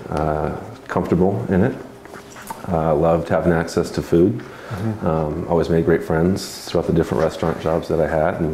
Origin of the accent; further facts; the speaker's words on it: Benicia, California, United States; moved away as an adult; also born or lived in Arizona; now in Oregon, United States; I grew up in the Bay Area in a town called Benicia, California, not too far from Napa